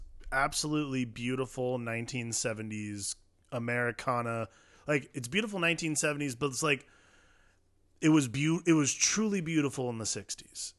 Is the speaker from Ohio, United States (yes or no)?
yes; Ohio, United States; I grew up in Ohio